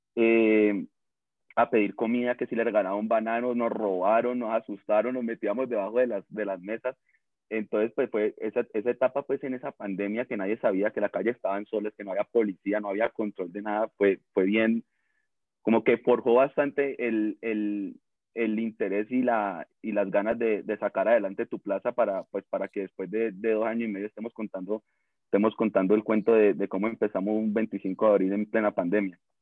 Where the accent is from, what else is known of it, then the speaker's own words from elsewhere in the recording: Cali, Valle del Cauca, Colombia; caleño, recaleño